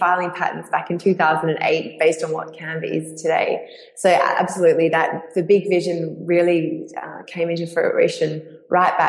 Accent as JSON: {"language": "English", "town": "Perth", "region": "Western Australia", "country": "Australia", "tie": "born or raised there", "said": "my hometown in Perth"}